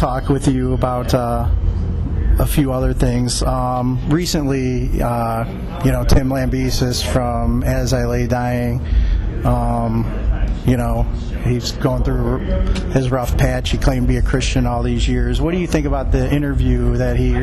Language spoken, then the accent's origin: English; Cleveland, Ohio, United States; I'm from the Cleveland area